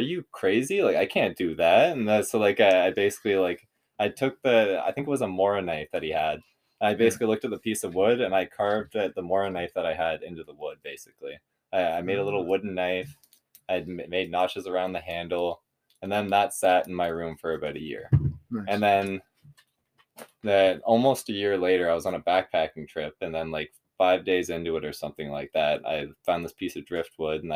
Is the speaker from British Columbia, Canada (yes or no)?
no; Curve Lake, Ontario, Canada; I'm from Curve Lake